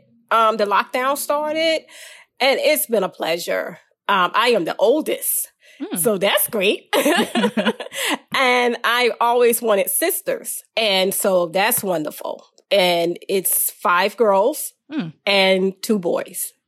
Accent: Franklin, Virginia, United States; I grew up in Virginia, a little town called Franklin, Virginia. I was actually born there

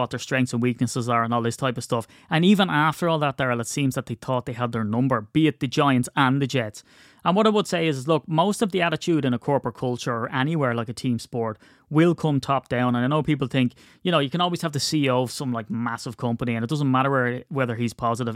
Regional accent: Ireland; we're Irish

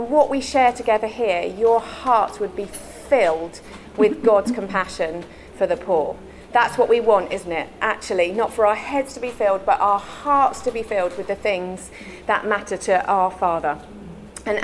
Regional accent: London, United Kingdom; also born or lived in Tower Hamlets, East London; I was born and raised in London. And when I was 6 years old, I moved to East London.

